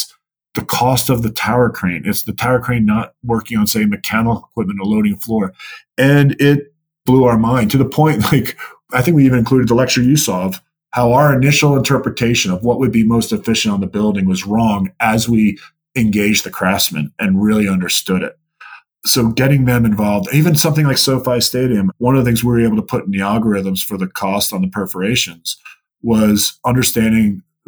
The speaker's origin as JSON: {"language": "English", "region": "New York", "country": "United States", "tie": "born or raised there", "said": "He might punch you, because I was growing up in New York."}